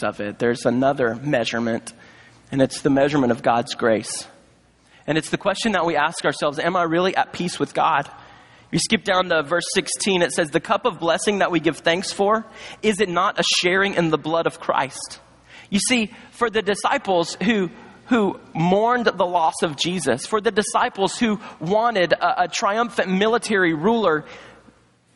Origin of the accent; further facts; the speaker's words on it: Charlotte, North Carolina, United States; also born or lived in Montgomery, Alabama; as a child, my family moved to Charlotte, North Carolina, and that's where I grew up